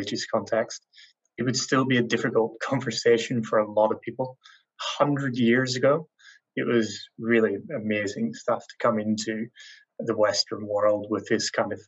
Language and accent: English; Ireland; I'm Irish, so I don't know English.